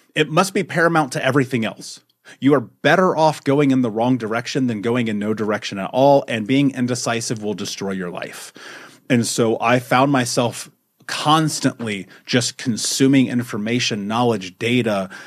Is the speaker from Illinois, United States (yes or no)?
no; Indianapolis, Indiana, United States; I grew up in America, in Indianapolis, in the fucking United States